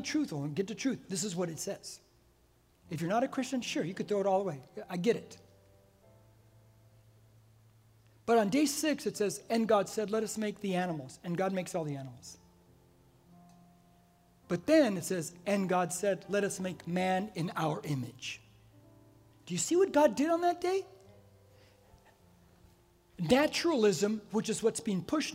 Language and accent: English; United States; I'm an American.